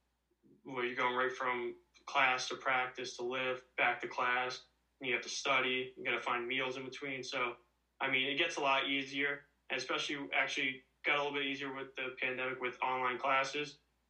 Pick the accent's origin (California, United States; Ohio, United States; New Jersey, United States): New Jersey, United States; Hamilton; I'm from Hamilton, New Jersey, and I've been here my whole life, never moved